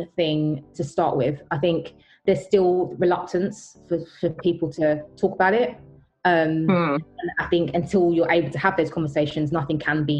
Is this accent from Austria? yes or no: no; United Kingdom; I'm British, even though I'm black, I was born here